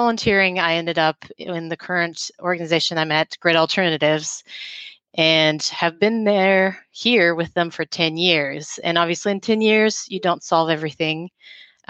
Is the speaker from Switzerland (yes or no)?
yes; Geneva, Switzerland; moved away; I was born in Geneva, Switzerland. So I had the opportunity to grow up in a really international city.